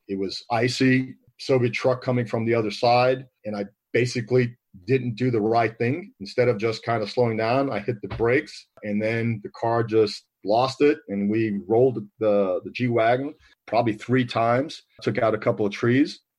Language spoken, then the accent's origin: English; New York City, New York, United States; I was from New York City, where I came from